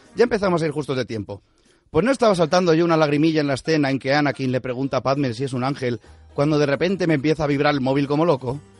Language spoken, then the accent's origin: Spanish; Spain; como español curiosote